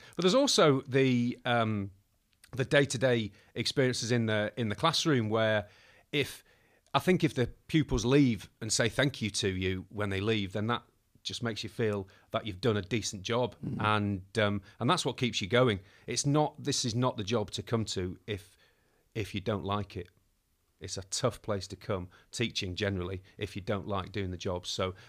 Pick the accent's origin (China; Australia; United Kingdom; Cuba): United Kingdom; Manchester, North West England; moved away as an adult; also born or lived in Birmingham; now in Yorkshire; moving over to Yorkshire from being born and raised in Manchester. Had a hiatus at Birmingham where I went to university and then came back home to do my PGCE so I could live at home